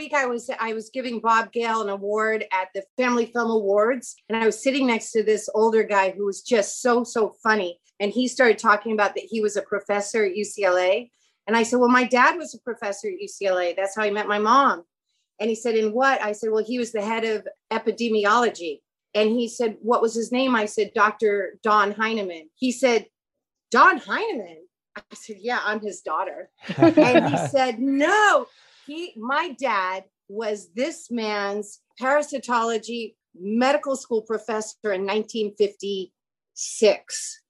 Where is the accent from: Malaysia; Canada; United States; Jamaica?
Malaysia; Kuala Lumpur, Federal Territory of Kuala Lumpur; born there; I was born in Kuala Lumpur, Malaysia. So I'm an American born abroad, like you are.